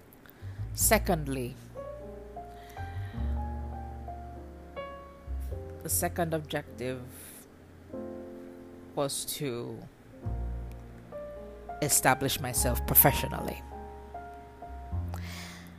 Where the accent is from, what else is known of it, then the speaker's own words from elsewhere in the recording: Kingston, Jamaica; moved away as an adult; now in Canada; I'm from Kingston, Jamaica, and I'm also a Canadian newbie